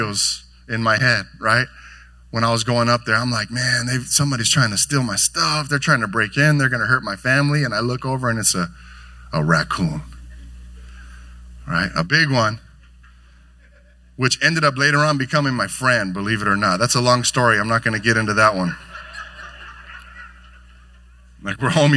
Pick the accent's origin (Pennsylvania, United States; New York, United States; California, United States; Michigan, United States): California, United States; Carson; now in Lakewood, United States; We grew up here in Carson, and now we're Lakewood neighbors together